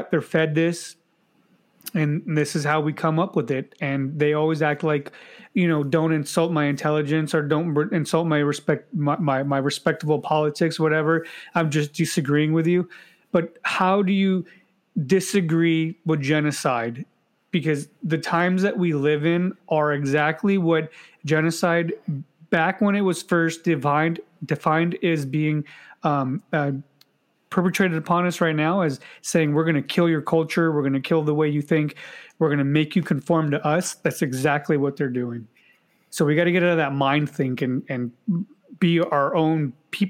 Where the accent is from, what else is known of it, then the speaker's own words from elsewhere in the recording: United States; I'm an American